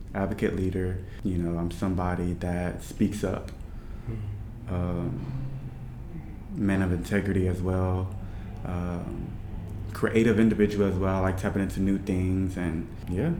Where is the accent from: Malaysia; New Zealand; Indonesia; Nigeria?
Nigeria; I'm Nigerian